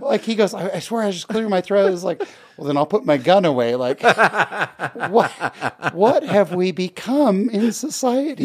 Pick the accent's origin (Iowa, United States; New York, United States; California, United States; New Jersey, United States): California, United States; Bay Area; now in Utah, United States; I grew up in the Bay Area.